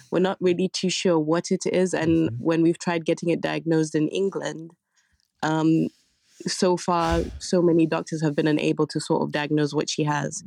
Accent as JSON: {"language": "English", "country": "Zambia", "moved": "yes", "said": "we come from Zambia"}